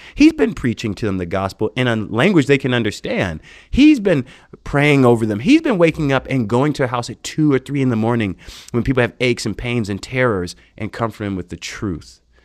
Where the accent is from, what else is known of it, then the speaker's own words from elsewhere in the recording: United States; moved away as an adult; now in India; being an American, growing up in America